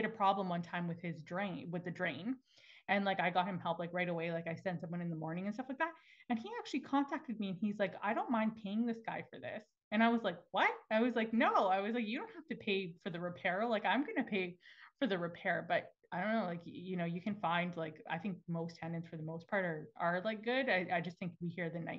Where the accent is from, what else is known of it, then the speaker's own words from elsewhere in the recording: Alberta, Canada; now in Toronto, Canada; I'm from Alberta originally